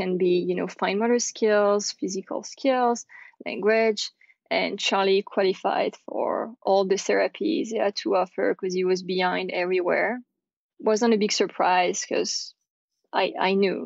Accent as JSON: {"language": "English", "country": "France", "accent": "French", "second_language": "English", "moved": "yes", "lives_now": "United States", "said": "I'm French, you can probably hear my accent"}